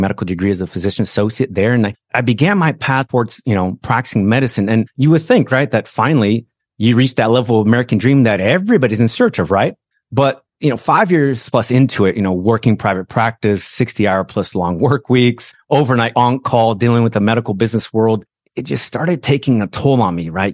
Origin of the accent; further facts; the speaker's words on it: Brazil; English is a second language; moved away as an adult; now in United States; I was born in Brazil, immigrated to the States as a young man, all right? So I didn't speak the language